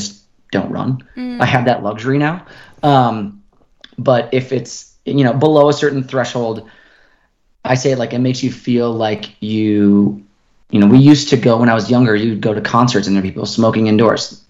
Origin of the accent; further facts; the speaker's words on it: Minnesota, United States; now in Boulder, United States; I grew up in Minnesota, so I'm very used to heat and humidity, but I also now live full time at altitude.